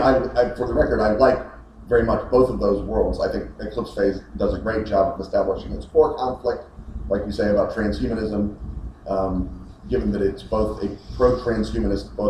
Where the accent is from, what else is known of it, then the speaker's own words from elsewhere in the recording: United States; as an American